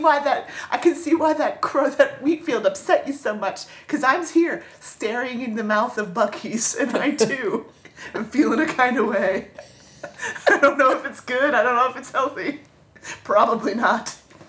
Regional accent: Florida, United States; growing up in Florida, growing up in an area that's very heavily touristy

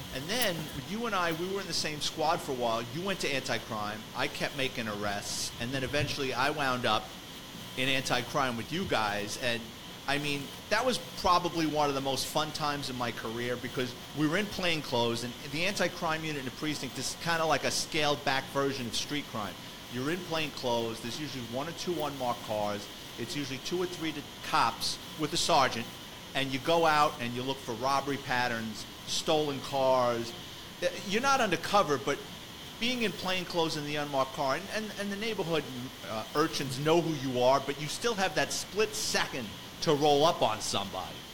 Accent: New York City, New York, United States; I grew up in the Bronx, so for me, I was living with my parents

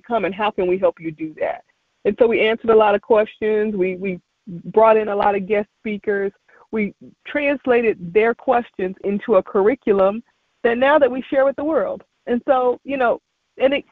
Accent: Kinston, North Carolina, United States; moved away; I would go back home to my hometown of Kinston, North Carolina

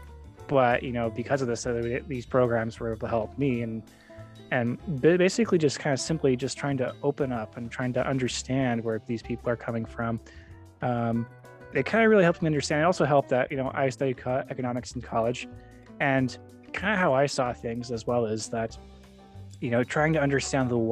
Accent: Arizona, United States; moved away as an adult; also born or lived in Idaho; I grew up in Arizona, but then went to Idaho

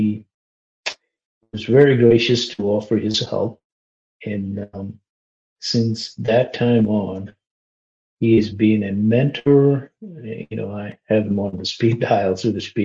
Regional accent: Kerala, India; moved away as an adult; also born or lived in New York City, United States; now in Maine, United States; I grew up in India

